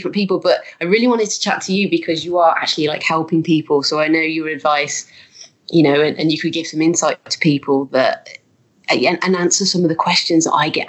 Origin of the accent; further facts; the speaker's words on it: Birmingham, West Midlands, United Kingdom; accent: Birmingham; moved away as an adult; now in Leeds, United Kingdom; I'm from Birmingham. So we actually ended up in Leeds through his work.